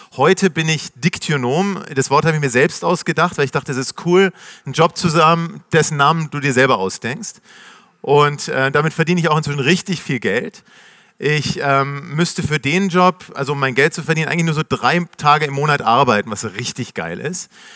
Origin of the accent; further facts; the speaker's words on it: Nuremberg, Bavaria, Germany; moved away as an adult; also born or lived in New York, United States; now in Berlin, Germany; Ich komme aus Nürnberg